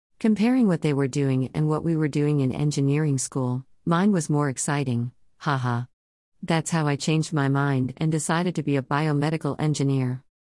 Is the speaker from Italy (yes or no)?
no; Ghana; Like I said, I grew up in Ghana and started schooling here too.